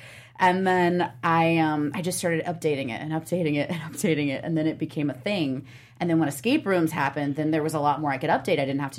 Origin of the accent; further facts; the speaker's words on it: Indiana, United States; now in Los Angeles, United States; I'm from Indiana.